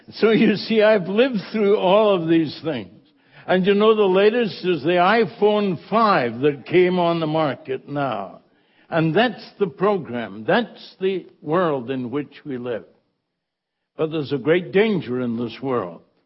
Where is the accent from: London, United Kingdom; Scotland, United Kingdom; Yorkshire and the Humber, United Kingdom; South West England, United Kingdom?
Scotland, United Kingdom; moved away; I was born in the Holy Land, you know that, Scotland